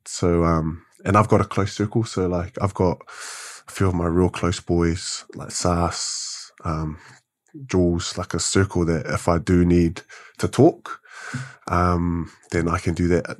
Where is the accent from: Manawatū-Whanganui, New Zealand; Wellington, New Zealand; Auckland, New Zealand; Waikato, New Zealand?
Wellington, New Zealand; Born and bred in Wellington